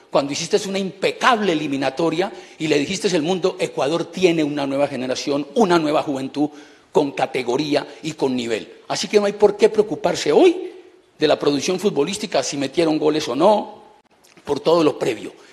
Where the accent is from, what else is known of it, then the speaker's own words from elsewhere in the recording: Colombia; como colombiano